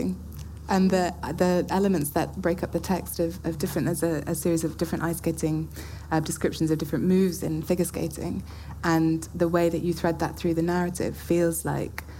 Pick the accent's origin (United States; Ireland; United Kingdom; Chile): United Kingdom; England; accent: English; my English accent